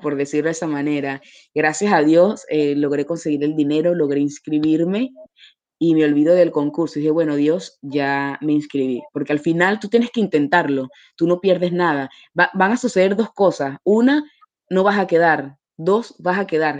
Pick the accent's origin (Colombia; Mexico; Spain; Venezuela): Venezuela; moved away as an adult; now in Paris, France; nosotros en, Venezuela